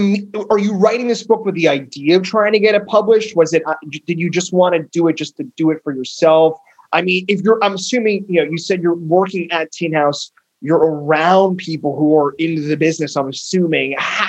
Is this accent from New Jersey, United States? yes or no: yes; Northern New Jersey, United States; moved away; I grew up in Northern New Jersey